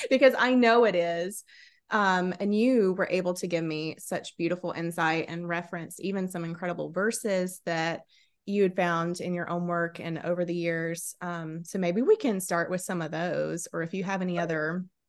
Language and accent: English; South Carolina, United States; I was born and raised in South Carolina